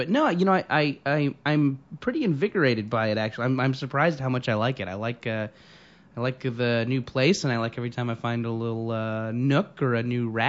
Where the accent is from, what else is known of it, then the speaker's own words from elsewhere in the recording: Orange County, California, United States; moved away as an adult; also born or lived in Beaumont, Texas; I was born in Beaumont, Texas, and when I was like 3, we moved to Orange County, California, and yeah, that's where I stayed till I went to college.